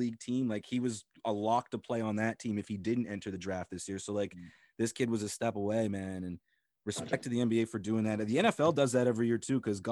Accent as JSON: {"language": "English", "town": "Eastern Passage", "region": "Nova Scotia", "country": "Canada", "tie": "born or raised there", "said": "I grew up in Eastern Passage"}